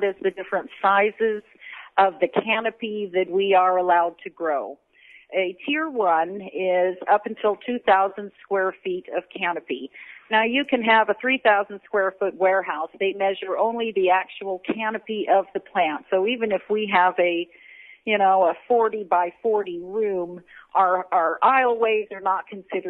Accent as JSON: {"language": "English", "area": "Bay Area", "region": "California", "country": "United States", "tie": "born or raised there", "moved": "as an adult", "lives_now": "Bellingham, United States", "said": "My husband and I grew up in California, in the Bay Area."}